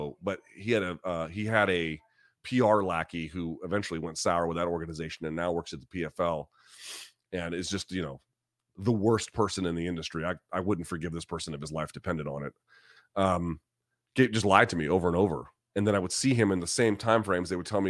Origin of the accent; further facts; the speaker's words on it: New Zealand; I'm like Master P with the pumpkin pie. Like, let's do it. Let's go. All in favor of it. I'm a Kiwi.